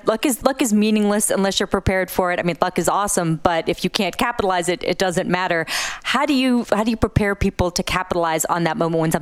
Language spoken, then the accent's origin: English; Massachusetts, United States; I grew up in Massachusetts